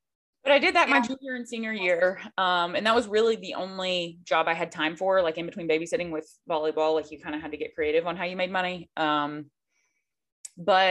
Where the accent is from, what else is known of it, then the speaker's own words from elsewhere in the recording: Ashland, Kentucky, United States; I'm from Northeastern Kentucky near the Ashland area